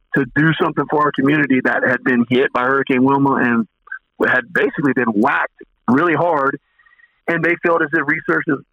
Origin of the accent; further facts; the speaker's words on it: Clewiston, Florida, United States; also born or lived in St. Petersburg, Florida; I walk into my hometown bank.